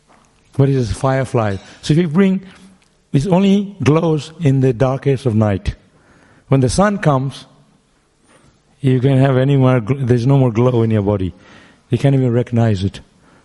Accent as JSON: {"language": "English", "town": "Mayapur", "region": "West Bengal", "country": "India", "tie": "born or raised there", "moved": "yes", "lives_now": "Melbourne, Australia", "said": "we grew up in Mayapur."}